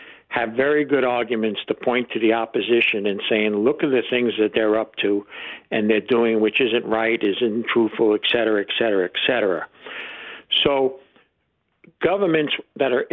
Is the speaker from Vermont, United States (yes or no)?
no; New Jersey, United States; I'm from New Jersey